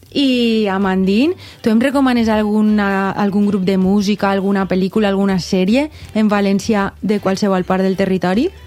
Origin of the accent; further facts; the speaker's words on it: Belgium; first language French; Catalan is a second language; la meva llengua materna és el francès, parle també anglès, eh, holandès, eh, perquè, perquè sóc de Bèlgica